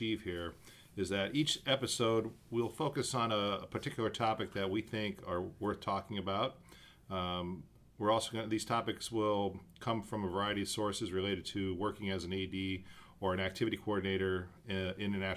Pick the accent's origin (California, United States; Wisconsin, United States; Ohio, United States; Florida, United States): Ohio, United States; Akron; moved away as an adult; also born or lived in Riga, Latvia; now in Budapest, Hungary; I'm originally from the United States, from Akron, Ohio